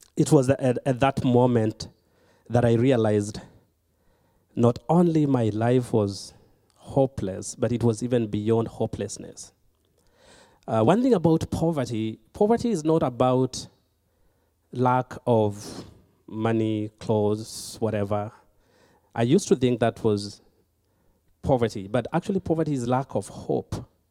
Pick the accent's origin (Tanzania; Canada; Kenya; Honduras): Kenya; moved away; I was born and raised in Kenya